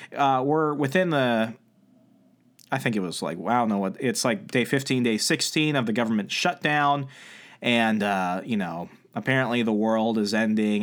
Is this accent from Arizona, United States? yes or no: yes; Arizona, United States; moved away; I used to live in Arizona. I was born in Arizona.